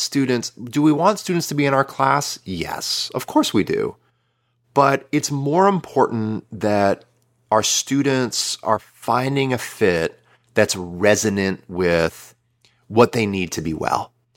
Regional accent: United States

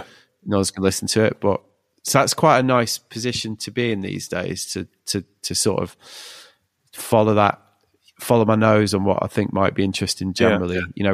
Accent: United Kingdom; But well, we're British, like the idea that we can like with a straight face go like

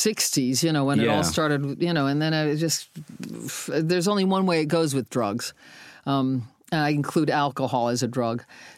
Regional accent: Ohio, United States; moved away as an adult; also born or lived in London; I was from Ohio.

